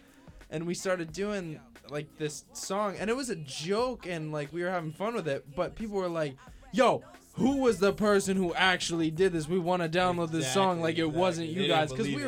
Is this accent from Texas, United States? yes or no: no; St. Barnabas, New Jersey, United States; born or raised there; moved away; also born or lived in Boston